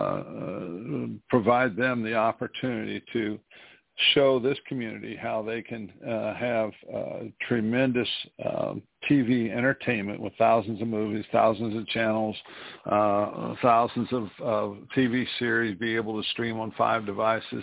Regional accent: New Castle, Indiana, United States; here in my hometown of Newcastle, Indiana, my high school that I went

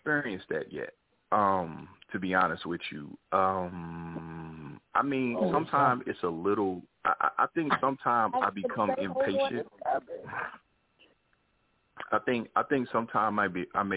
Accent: Kansas City, Missouri, United States; moved away as an adult; now in Los Angeles, United States; I moved to Los Angeles, because I'm originally from Kansas City, Missouri, so I moved to L.A. like 20 years ago

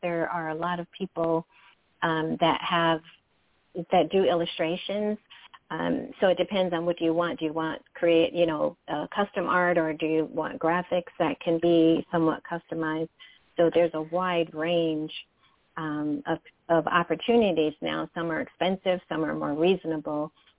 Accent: Michigan, United States; And I am from Michigan. I'm in the Detroit metro area.

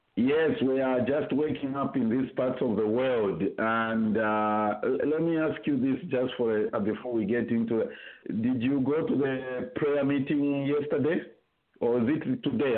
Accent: Zambia; growing up in Zambia

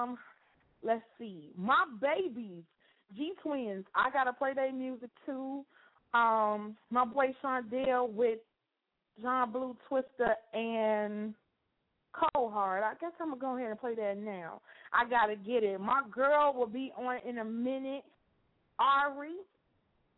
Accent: Chicago, Illinois, United States; my hometown, Chicago, Illinois

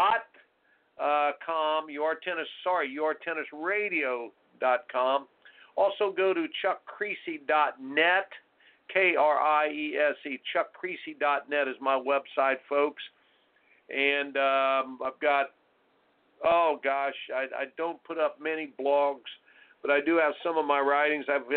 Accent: Indiana, United States; moved away; I grew up in Indiana

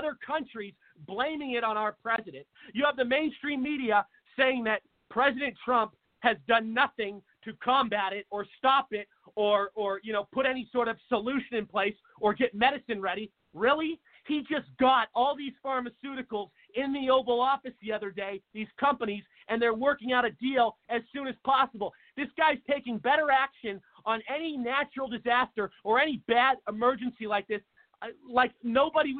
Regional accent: Seattle, Washington, United States; moved away as an adult; now in Arizona, United States; my home state of Washington, a place called – I'm originally from Seattle

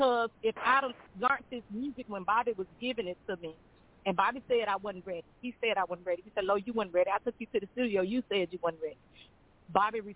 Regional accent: Greenwood, Mississippi, United States; I'm from Greenwood. You know, Greenwood is my home.

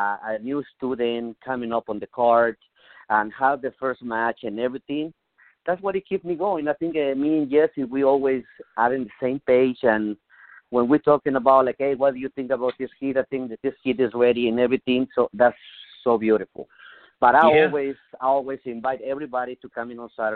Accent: Mexico; English is a second language; moved away as an adult; now in United States; I come from Mexico. I learned lucha libre in Mexico

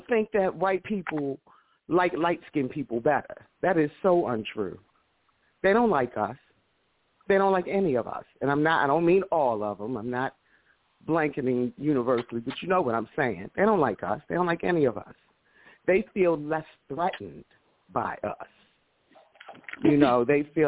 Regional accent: Baltimore, Maryland, United States; I'm from East Baltimore

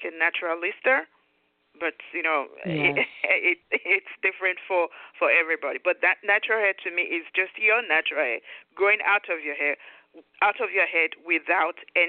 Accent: Nigeria; moved away as an adult; now in United States; I was born and raised in Nigeria and moved into the U.S. with my husband in 1999.

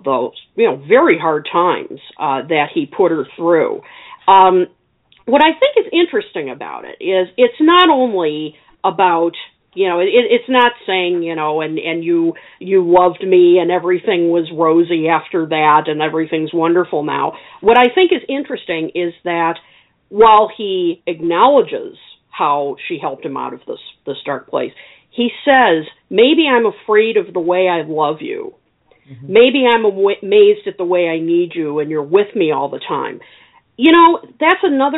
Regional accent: Illinois, United States; my home state of Illinois. So I have to give props to my own people.

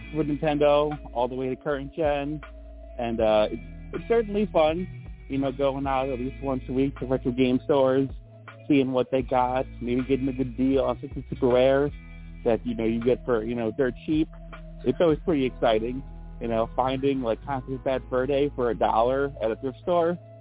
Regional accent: Illinois, United States; I've always been in Illinois

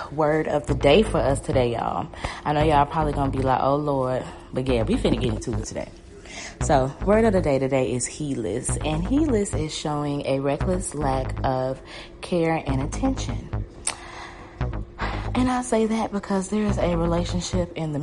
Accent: the South, United States; growing up in the South

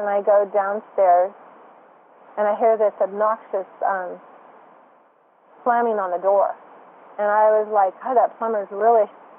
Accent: San Jose, California, United States; I'm from San Jose

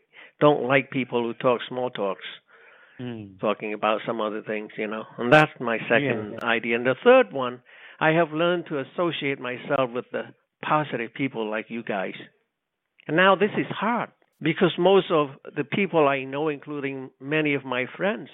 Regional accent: Cambodia; English is a second language; moved away as an adult

